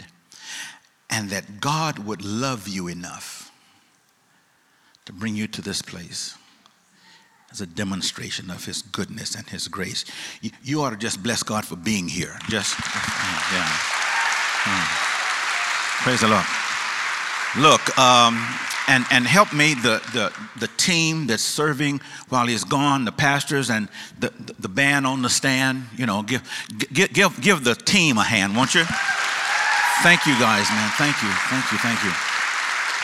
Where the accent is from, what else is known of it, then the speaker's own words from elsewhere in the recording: East St. Louis, Illinois, United States; I'm from East St. Louis. East St. Louis, Illinois. Not St. Louis